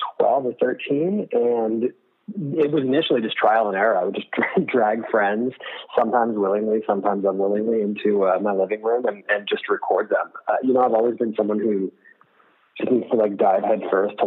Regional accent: Rhode Island, United States; I grew up in Rhode Island, so I was only about an hour south of there

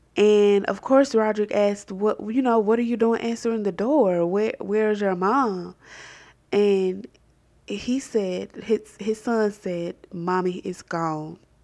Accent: Columbus, Georgia, United States; my hometown of Columbus, Georgia

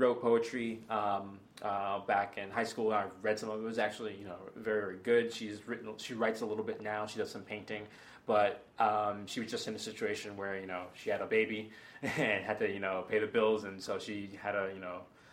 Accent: Stoughton, Massachusetts, United States; also born or lived in Boston; I was born in Boston, and then I grew up in a suburb of Boston called Stoughton.

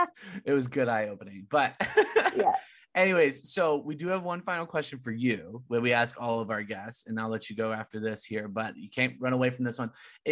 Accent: Orange County, California, United States; everyone that I knew growing up in Orange County better agree with that.

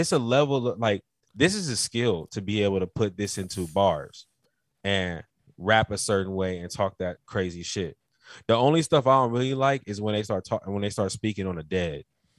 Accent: Carolina, United States; I told you in the last podcast I was from Carolina. Do you know about the Geechee niggas? You'll get some of Mama's cooking, nigga.

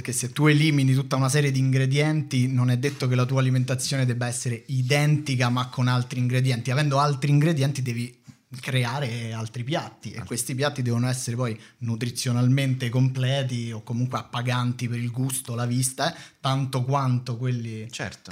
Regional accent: Rome, Lazio, Italy; vivevo a Prima Valle

